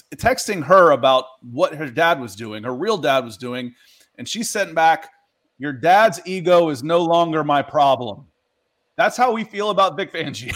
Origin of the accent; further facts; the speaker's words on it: Dayton, Ohio, United States; moved away; also born or lived in Akron, Ohio / Columbus, Ohio; I grew up in Dayton. I was born in Akron, and I lived in Columbus for two years. I was a kid